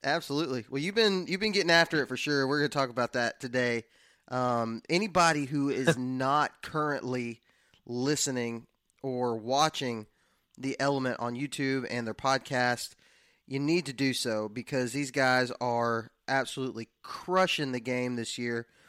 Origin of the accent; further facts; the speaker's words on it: West Texas, United States; now in Alabama, United States; That's where I was born and raised at, and it was not even a thought that entered my mind growing up in West Texas.